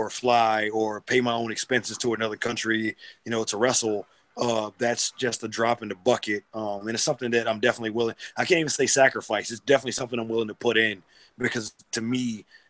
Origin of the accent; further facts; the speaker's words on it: Boston, Massachusetts, United States; moved away as an adult; now in Norfolk, United States; I'm from Boston